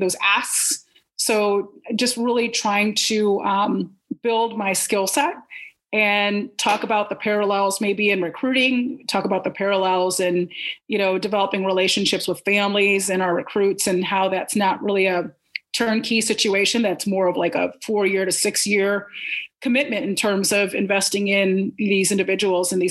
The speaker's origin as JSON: {"language": "English", "town": "Frankfort", "region": "Illinois", "country": "United States", "also_born_or_lived": "Columbus, Ohio", "moved": "as an adult", "said": "Chicago, where I'm from. I'm from Frankfort, Illinois, the suburbs"}